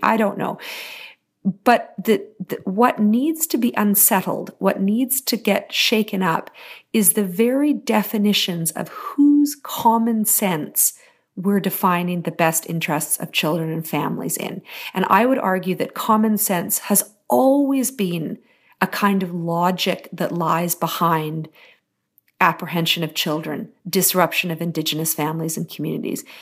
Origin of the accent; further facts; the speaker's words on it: Terrace, British Columbia, Canada; also born or lived in Haida Gwaii; I grew up in very, very small, remote communities in, in British Columbia. I grew up on Haida Hawaiian and Terrace.